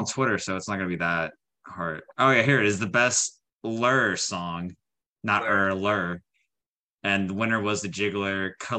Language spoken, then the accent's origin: English; Texas, United States; Yeah, I'm from Texas. I'm in Dallas right now.